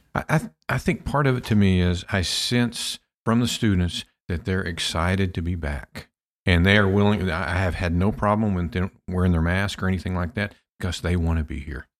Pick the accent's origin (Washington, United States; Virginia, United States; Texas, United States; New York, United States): Texas, United States; Pampa; my hometown of Pampa, Texas